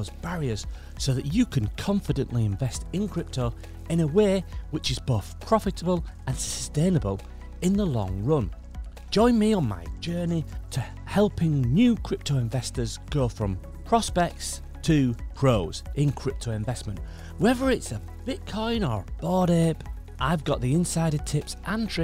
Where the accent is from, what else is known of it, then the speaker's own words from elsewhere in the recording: Yorkshire and the Humber, United Kingdom; also born or lived in Switzerland; I'm a Yorkshire man